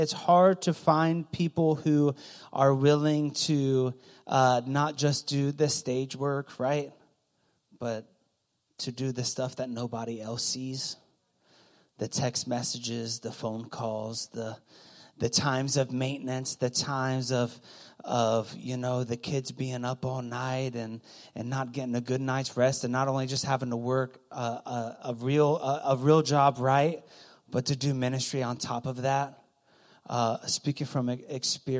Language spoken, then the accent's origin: English; Goshen, Ohio, United States; also born or lived in Loveland; Loveland's kind of bougie from where I grew up. I grew up next to Loveland. Okay, Goshen.